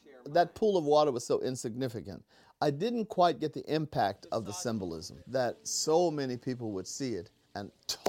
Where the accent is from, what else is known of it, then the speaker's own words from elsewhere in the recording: Youngstown, Ohio, United States; I'm a ghetto boy. I grew up in Youngstown, Ohio, the steel mill.